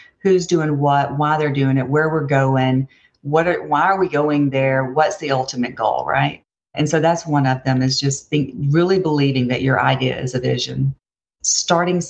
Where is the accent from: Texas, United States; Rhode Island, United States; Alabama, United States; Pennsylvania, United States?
Alabama, United States; Opelika; I grew up in Opelika, Alabama